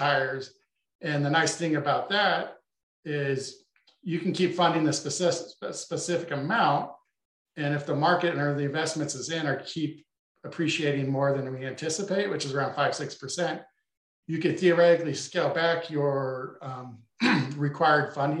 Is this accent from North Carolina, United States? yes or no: no; Boise, Idaho, United States; where I grew up in Boise, Idaho